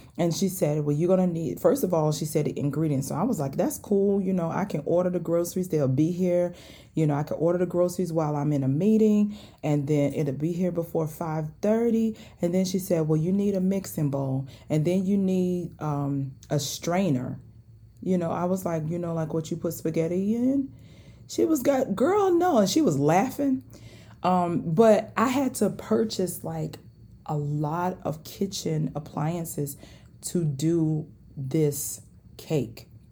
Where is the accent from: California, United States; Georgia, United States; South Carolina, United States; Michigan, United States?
South Carolina, United States; accent: southern dialect; I already told y'all I'm from South Carolina, and sometimes this dialect come out